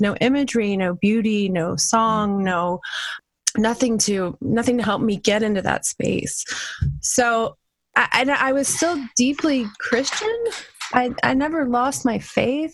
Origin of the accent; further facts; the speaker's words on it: New Orleans, Louisiana, United States; I grew up right outside of New Orleans